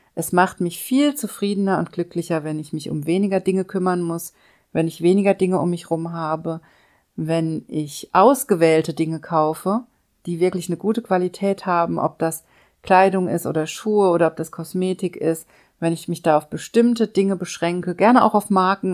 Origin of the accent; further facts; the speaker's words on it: Germany; hier bei uns in Deutschland